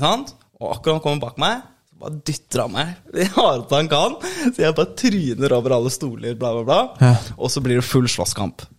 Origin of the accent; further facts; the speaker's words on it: Oslo, Norway; moved away as an adult; also born or lived in Bergen; jeg vokste opp i Oslo, og så, liksom, og så var jeg til og så, Jeg flyttet til Bergen da jeg var 24-ish